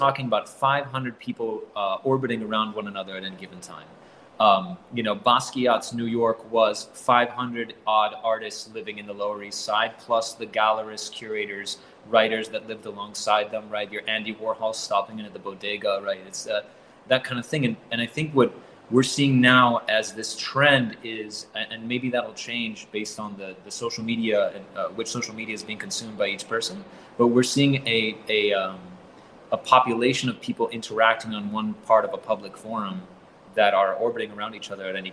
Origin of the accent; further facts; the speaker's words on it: Caracas, Capital District, Venezuela; I'm from Venezuela, which, you know, like I was raised in Caracas since I was about 4